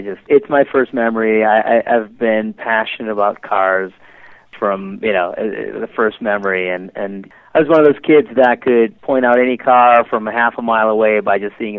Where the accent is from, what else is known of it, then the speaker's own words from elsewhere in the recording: Detroit, Michigan, United States; growing up in Detroit